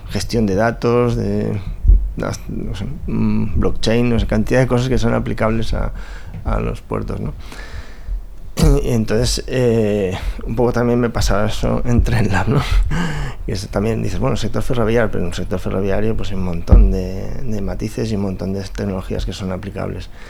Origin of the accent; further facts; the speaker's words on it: Valencian Community, Spain; moved away as an adult; soy valenciano